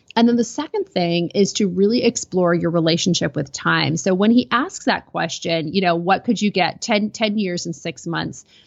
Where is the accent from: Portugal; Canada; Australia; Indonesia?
Canada; I'm a Canadian